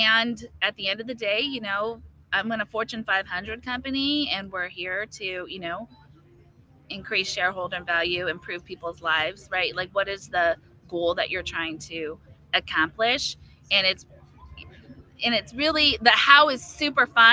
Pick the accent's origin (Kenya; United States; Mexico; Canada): United States; California; I'm from California